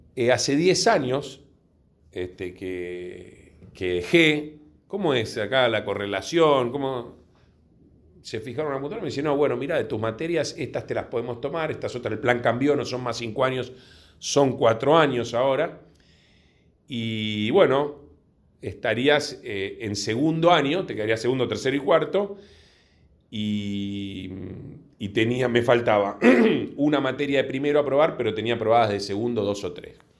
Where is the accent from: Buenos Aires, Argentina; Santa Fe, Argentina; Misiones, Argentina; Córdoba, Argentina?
Buenos Aires, Argentina; sí sé que soy de Villurquiza de toda la vida. Eh, la familia de mi padre de, de Villurquiza, así que desde que tengo uso de razón viví ahí